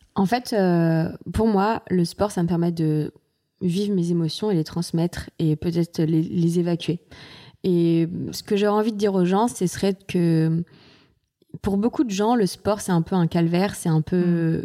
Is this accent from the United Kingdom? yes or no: no; Nantes, Pays de la Loire, France; also born or lived in Saint-Maur-des-Fossés / Martinique; j'ai grandi, j'ai fait toute mon enfance, on va dire presque mon enfance et mhm. mon adolescence à Nantes